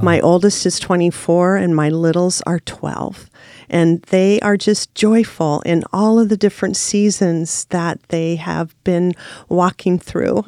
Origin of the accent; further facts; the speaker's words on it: Salem, Oregon, United States; also born or lived in Washington / Costa Rica; I was born in Washington, but I moved to Salem in nineteen seventy, so I really call myself an Oregonian. I graduated from McNary High School